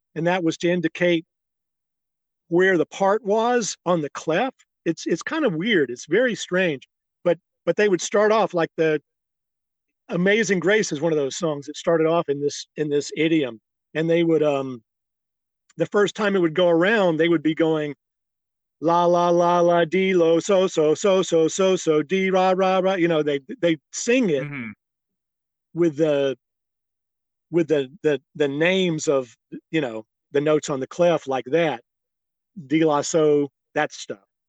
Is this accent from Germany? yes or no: no; South Mississippi, United States; moved away as an adult; also born or lived in Manhattan, New York; now in Hudson Valley, United States; I'm from South Mississippi, and uh, uh, I did not leave Mississippi until I was like 19, 20 years old